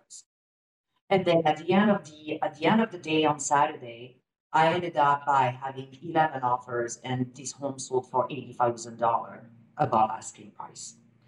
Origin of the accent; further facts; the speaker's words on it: France; now in Calgary, Canada; I'm originally from France